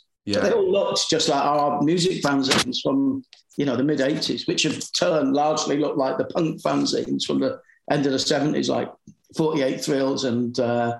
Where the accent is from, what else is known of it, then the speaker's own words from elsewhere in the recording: Leeds, Yorkshire and the Humber, United Kingdom; also born or lived in London; I was born in London. We moved back to just outside Leeds. And we lived in this quite posh place for a couple of years before I moved into Headingley.